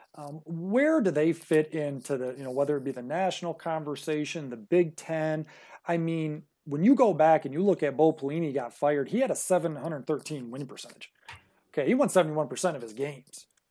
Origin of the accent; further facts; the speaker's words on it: Michigan, United States; my home state of Michigan